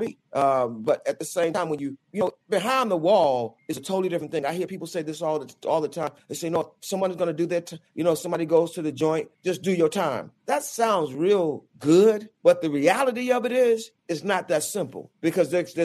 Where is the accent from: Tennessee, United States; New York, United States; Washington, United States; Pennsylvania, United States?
New York, United States; New York City; also born or lived in Wilmington, North Carolina; my roots started in Wilmington, North Carolina, but I was raised in Brooklyn, New York, in a section of Brooklyn called Bed-Stuy